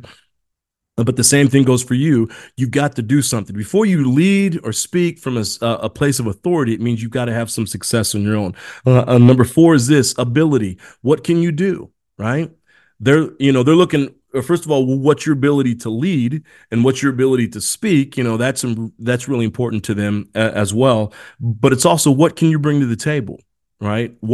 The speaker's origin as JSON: {"language": "English", "region": "Indiana", "country": "United States", "tie": "born or raised there", "also_born_or_lived": "South America", "said": "I was born in South America, but I was adopted and raised in Indiana"}